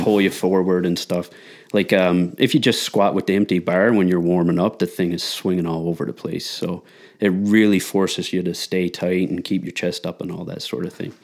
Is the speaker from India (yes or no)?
no; Newfoundland and Labrador, Canada; moved away; I'm originally from Newfoundland, and, uh, shift worker, family man